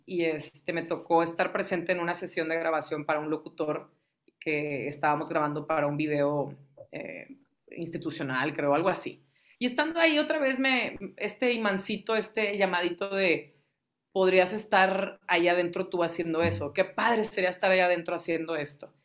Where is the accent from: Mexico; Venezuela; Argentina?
Mexico; Ciudad Victoria, Tamaulipas; now in Monterrey, Mexico; nosotros somos de Ciudad Victoria. Yo nací aquí en Monterrey, pero crecí en, Tamaulipas.